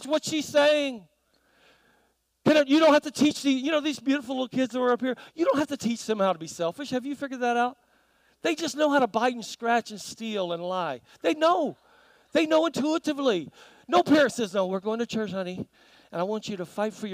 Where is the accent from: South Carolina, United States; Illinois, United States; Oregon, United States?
South Carolina, United States; moved away; also born or lived in New Zealand; growing up in South Carolina